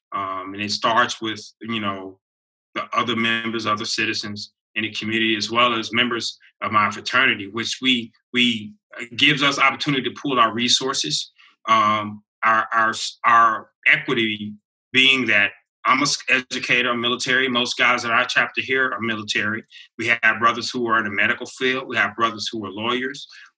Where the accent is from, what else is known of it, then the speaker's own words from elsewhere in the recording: El Paso, Texas, United States; I'm from El Paso, I'm here, and I see things. All that stuff I grew up around, it was probably jacked up.